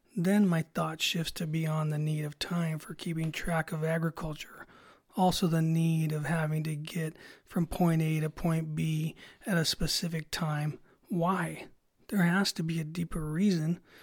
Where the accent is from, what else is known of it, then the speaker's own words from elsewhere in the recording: Salinas, California, United States; I grew up in Salinas